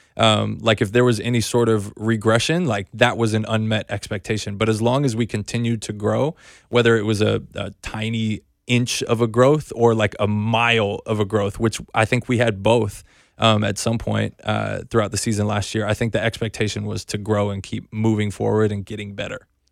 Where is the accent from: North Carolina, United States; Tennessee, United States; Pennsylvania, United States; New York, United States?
North Carolina, United States; I grew up in North Carolina, so I grew up a Wake Forest fan